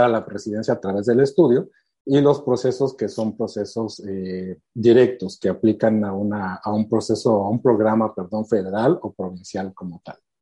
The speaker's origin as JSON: {"language": "Spanish", "country": "Mexico", "tie": "born or raised there", "moved": "as an adult", "lives_now": "Canada", "said": "tengo 14 años viviendo aquí, soy originario de México."}